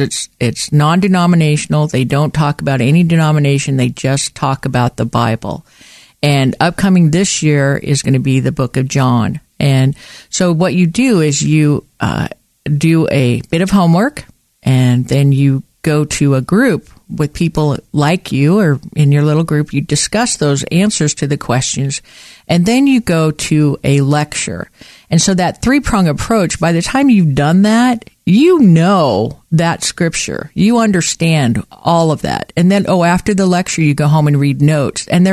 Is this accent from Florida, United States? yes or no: no; western Montana, United States; moved away as an adult; also born or lived in Portland; I grew up in Montana, and I was born and raised in Montana in the western part of the state